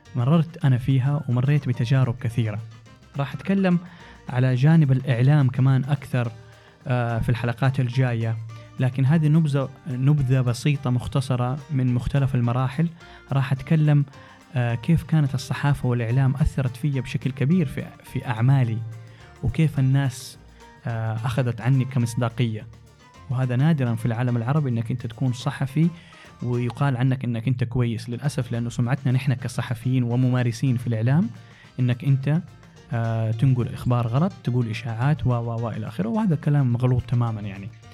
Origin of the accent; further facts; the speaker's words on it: Jeddah, Makkah Province, Saudi Arabia; moved away as an adult; also born or lived in Tokyo, Japan / Cairo, Egypt / Dubai, United Arab Emirates; نشأت في جدة تخرجت من الثانوية العامة